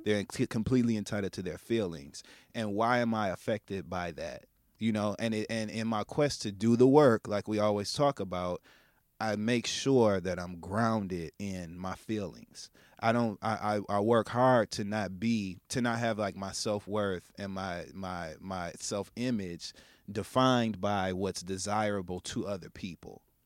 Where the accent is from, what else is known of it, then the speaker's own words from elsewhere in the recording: Midwest, United States; now in New York City, United States; I'm from the Midwest, and so being exposed here in New York